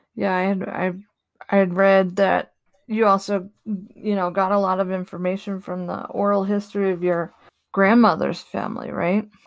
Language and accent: English; the East Coast, Northeast, United States; moved away; also born or lived in Boulder, Colorado / Denver; I'm from the East Coast, the Northeast